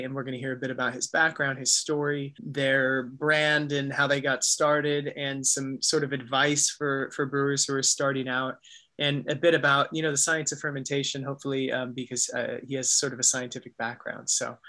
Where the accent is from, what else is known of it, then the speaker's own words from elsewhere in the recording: United States; now in United Kingdom; I'm from the States originally